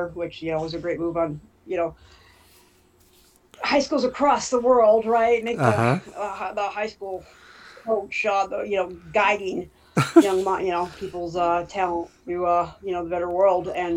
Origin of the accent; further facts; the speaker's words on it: Smethport, Pennsylvania, United States; growing up in Smithport